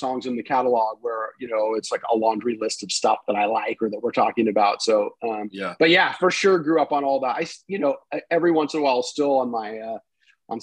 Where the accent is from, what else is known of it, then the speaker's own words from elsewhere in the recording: Los Angeles, California, United States; also born or lived in North Bay Area, California; I grew up in Los Angeles